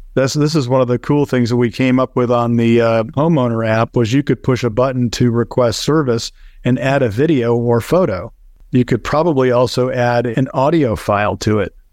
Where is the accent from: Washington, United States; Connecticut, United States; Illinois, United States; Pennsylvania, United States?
Connecticut, United States; moved away as an adult; now in Naples, United States; I grew up in Connecticut